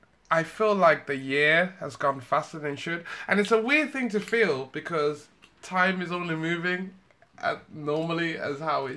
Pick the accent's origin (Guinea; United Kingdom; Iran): United Kingdom